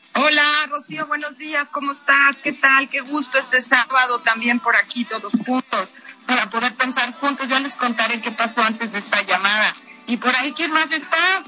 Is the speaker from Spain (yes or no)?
no; Mexico; nosotros como mexicanos